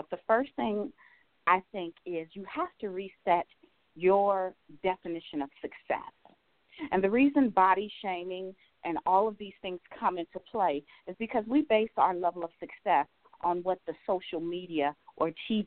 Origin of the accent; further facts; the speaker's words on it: Cincinnati, Ohio, United States; moved away as an adult; now in Jacksonville, United States; I can remember being this little girl in Cincinnati, Ohio